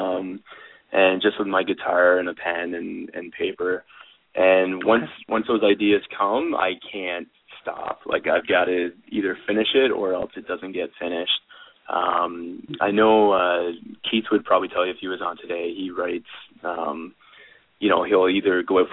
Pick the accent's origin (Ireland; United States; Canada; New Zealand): Canada; accent: Canadian